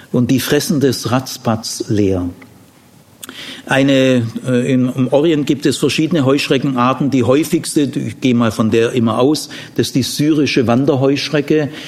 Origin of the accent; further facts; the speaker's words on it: Ludwigsburg, Baden-Württemberg, Germany; meine Heimat, Landkreis Ludwigsburg, nach vier Tagen nichts Grünes mehr, nichts mehr.